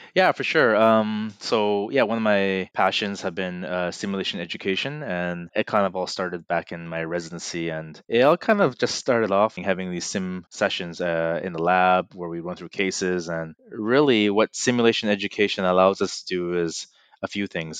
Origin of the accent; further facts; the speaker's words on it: Burnaby, British Columbia, Canada; I'm from Burnaby, uh, and my parents still live three, four blocks away